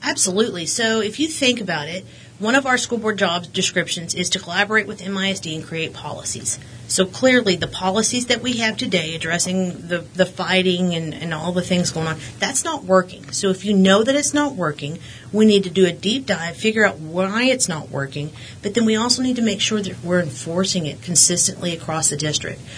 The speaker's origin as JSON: {"language": "English", "town": "Midland", "region": "Texas", "country": "United States", "tie": "born or raised there", "also_born_or_lived": "Odessa, Texas", "said": "I was born in Odessa, but we transferred all over the state of Texas. But I, I consider myself a Midlander just because that's most of what I've known. I've been here since 88 or 89."}